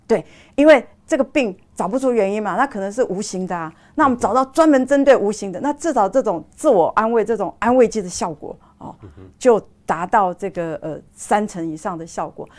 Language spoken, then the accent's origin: Chinese; Taiwan; 我们台湾人